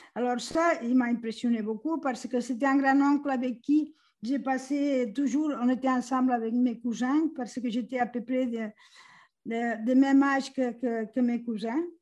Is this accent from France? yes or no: no; Catalonia, Spain; moved away as an adult; je suis originaire de la Catalogne, en Espagne